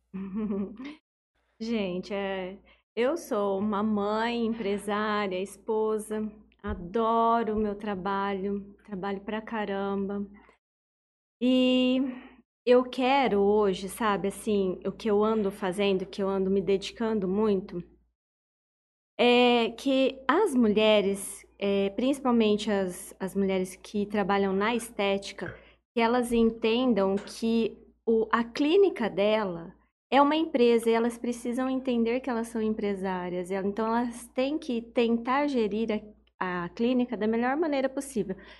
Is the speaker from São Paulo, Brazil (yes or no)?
yes; Urânia, São Paulo, Brazil; moved away; eu sou de Urânia e eu abri a minha primeira farmácia de manipulação lá em Urânia